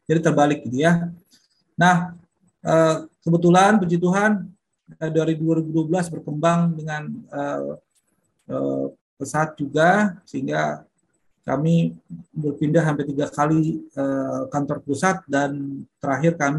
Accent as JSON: {"language": "Indonesian", "region": "North Sumatra", "country": "Indonesia", "moved": "as an adult", "lives_now": "Bali, Indonesia", "said": "saya aslinya dari Sumatera Utara dan terdampar di Bali dari tahun 94."}